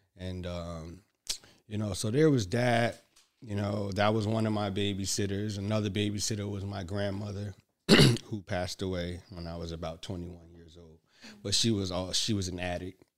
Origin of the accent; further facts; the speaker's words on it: Newark, New Jersey, United States; also born or lived in Bloomfield, New Jersey; we grew up in Hood, Newark, New Jersey